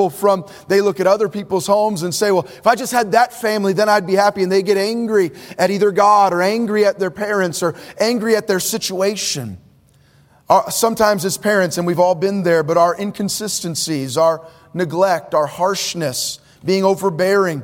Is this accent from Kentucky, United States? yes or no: no; Bay Area, Northern California, United States; now in Orange County, United States; I was born in the Bay Area of Northern California, where the greater Bay Area, I think population is 7 million. Now I live in Orange County